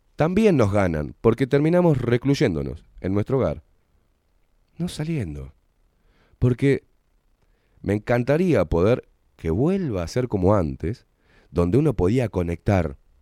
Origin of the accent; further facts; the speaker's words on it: Argentina; vengo de una cultura que es la Argentina y en Argentina se expresa amor a través de la puteada